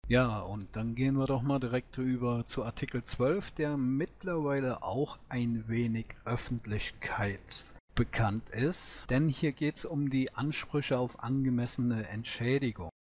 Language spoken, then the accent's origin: German; Germany; wird es bei uns in Deutschland sehr wahrscheinlich kommen.